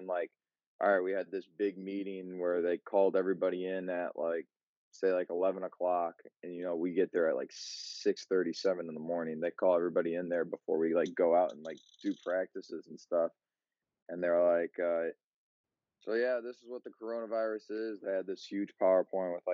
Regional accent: Munster, Indiana, United States; now in Valparaiso, United States; I'm from Munster, Indiana. Now I live out in Valpo

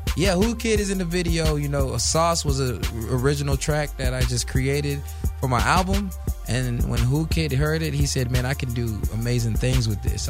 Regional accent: Boynton Beach, Florida, United States; moved away as an adult; now in Los Angeles, United States; I'm from Florida, Boynton Beach, Florida

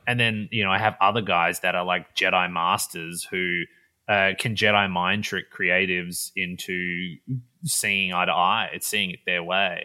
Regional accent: Perth, Western Australia, Australia; moved away as an adult; now in Los Angeles, United States; So I grew up in Perth, Western Australia, which is about as far from where I'm living now in L A as you can get.

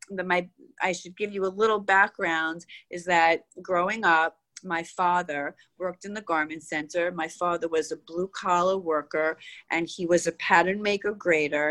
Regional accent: New York City, New York, United States; growing up in Queens

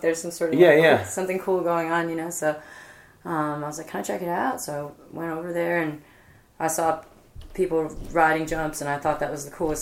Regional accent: Port Washington, New York, United States; accent: East Coast; moved away as an adult; also born or lived in Ohio / New Jersey; now in Austin, United States; I grew up in Port Washington

